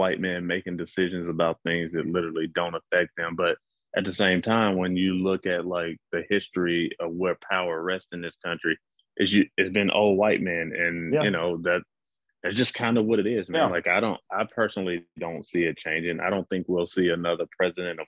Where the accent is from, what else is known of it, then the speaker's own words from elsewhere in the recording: Mississippi, United States; moved away; I'm from Mississippi, like, so racism was like, it was second nature, like, to the point where like I almost, like, until I left Mississippi, I didn't really like grasp how bad it was because it was all I grew up around.